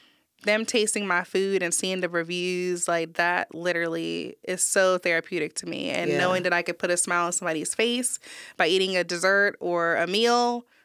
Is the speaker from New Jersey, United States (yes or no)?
yes; New Jersey, United States; now in Texas, United States; I grew up in Jersey, but I've been to New York, Florida, Atlanta. I lived in Maryland and now Texas.